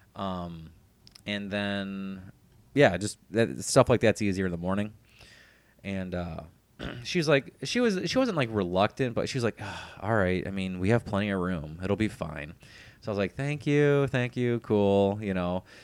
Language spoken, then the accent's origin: English; Cleveland, Ohio, United States; moved away; my hometown, from Cleveland